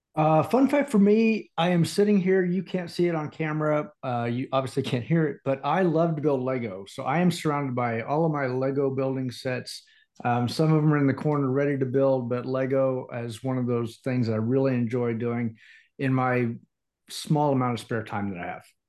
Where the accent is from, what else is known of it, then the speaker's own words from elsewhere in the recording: Indiana, United States; also born or lived in Atlanta area / overseas; now in Atlanta, United States; born and raised in Indiana